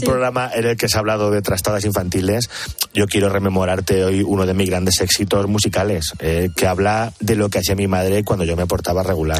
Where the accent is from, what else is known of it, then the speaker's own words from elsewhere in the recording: Picón, Castilla-La Mancha, Spain; la misa del gallo de Picón, en mi pueblo